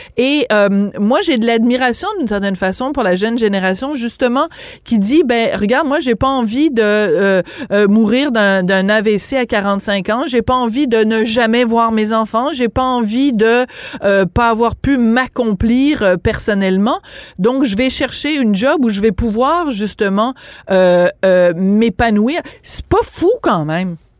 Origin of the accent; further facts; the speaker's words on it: France; accent: French (from France); now in Quebec, Canada; mon accent français